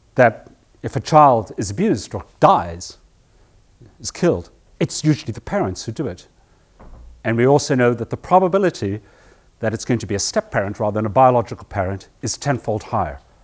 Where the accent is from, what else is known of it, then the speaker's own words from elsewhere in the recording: South Africa; moved away; I grew up in South Africa when I was a boy